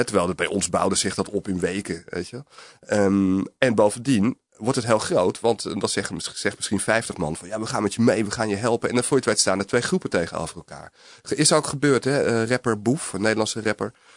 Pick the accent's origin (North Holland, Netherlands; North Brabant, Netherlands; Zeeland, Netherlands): North Holland, Netherlands; Alkmaar; also born or lived in Amsterdam; ik ben geboren in Amsterdam, maar ik groeide vanaf mijn vijfde tot mijn achttiende op, op in een, eh, eh, arbeiderswijk eigenlijk in de buurt van Alkmaar